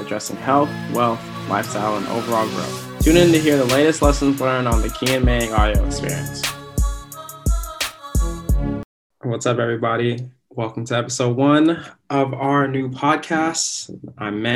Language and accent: English; Anchorage, Alaska, United States; I'm from Anchorage, Alaska